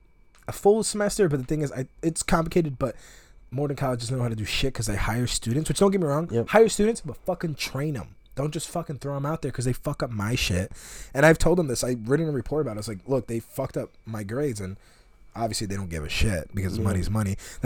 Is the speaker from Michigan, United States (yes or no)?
no; Berwyn, Illinois, United States; moved away as an adult; now in Iowa, United States; I'm from Berwyn. I grew up there all my life, pretty much.